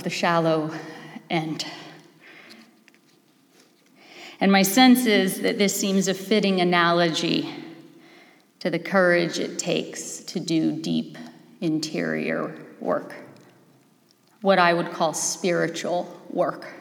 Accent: Los Angeles, California, United States; moved away; I am from Los Angeles originally.

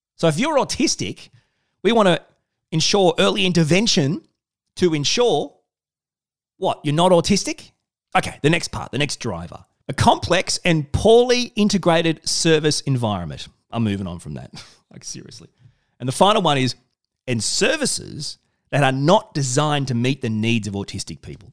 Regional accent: Australia; I'm Australian.

